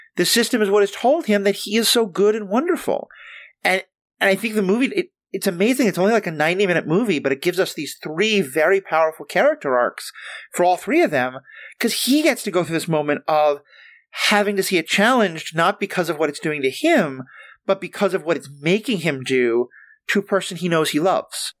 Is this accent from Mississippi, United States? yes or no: no; New York City, New York, United States; moved away; I'm from New York City